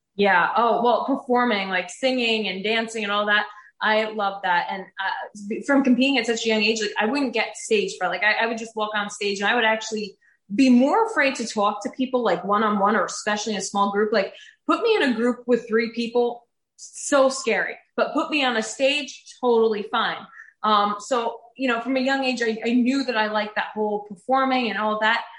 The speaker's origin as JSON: {"language": "English", "town": "Woodbridge", "region": "New Jersey", "country": "United States", "tie": "born or raised there", "lives_now": "Morganville, United States", "said": "So I am in the sixth generation of my family to be born and raised in New Jersey. I grew up in Woodbridge, which is the oldest town in New Jersey"}